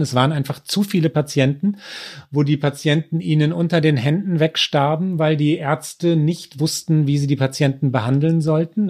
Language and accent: German; Münster, North Rhine-Westphalia, Germany; ich bin in, in Hiltrup aufgewachsen